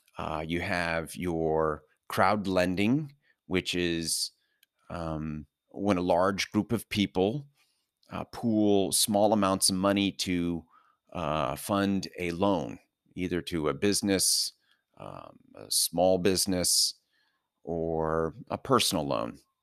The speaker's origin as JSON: {"language": "English", "region": "Southern California", "country": "United States", "tie": "born or raised there", "also_born_or_lived": "New York City metro area", "moved": "yes", "said": "born and raised in Southern California"}